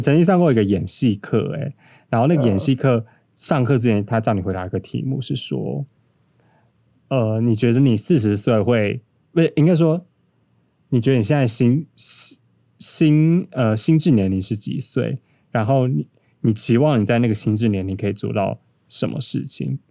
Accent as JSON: {"language": "Chinese", "region": "Taipei", "country": "Taiwan", "tie": "born or raised there", "said": "因为我本身就是都市人， 超级完整的天龙人。那我从小在都市长大"}